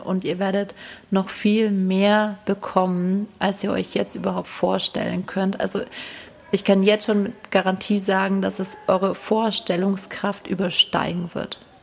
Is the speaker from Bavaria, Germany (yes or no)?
yes; Hinterstein, Bavaria, Germany; es ist einfach auch meine Heimat